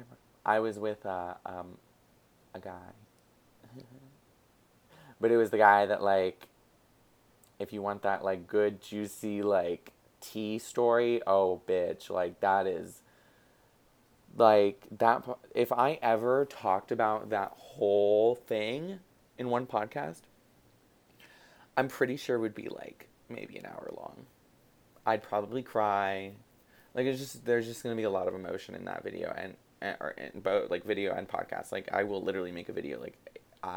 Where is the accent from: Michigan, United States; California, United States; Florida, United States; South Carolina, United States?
Florida, United States; I'm from Florida